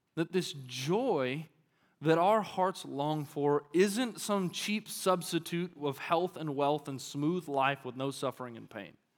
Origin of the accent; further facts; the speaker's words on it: Arkansas, United States; now in Texas, United States; I'm from Arkansas